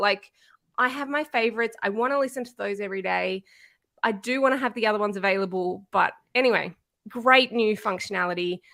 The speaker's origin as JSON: {"language": "English", "town": "Canberra", "region": "Australian Capital Territory", "country": "Australia", "said": "I'm from Canberra in Australia."}